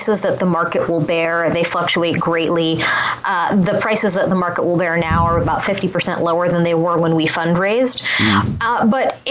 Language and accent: English; Boulder, Colorado, United States; I'm from Boulder, so Brad Feld is kind of hometown hero